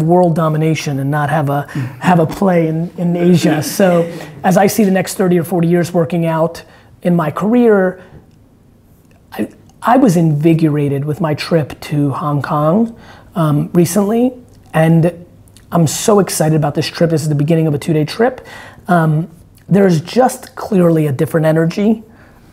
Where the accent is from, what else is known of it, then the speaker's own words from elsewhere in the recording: United States; growing up in America